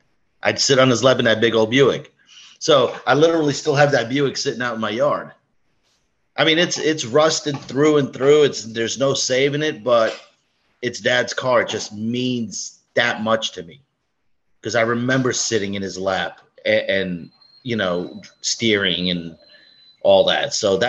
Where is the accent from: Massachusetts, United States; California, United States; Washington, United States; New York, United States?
New York, United States; Brooklyn; moved away as an adult; now in Florida, United States; Well, I'm 50 years old, born and raised in Brooklyn, moved down to Florida when my father retired early. Been down south since I was 21.